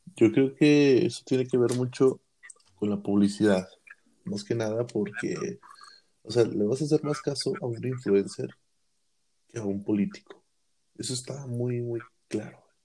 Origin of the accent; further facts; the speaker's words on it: Mexico; como mexicanos que somos